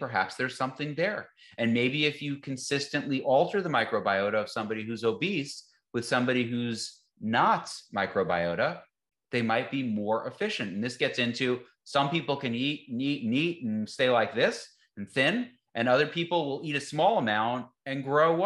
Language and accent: English; the North, United States; moved away; I'm from the North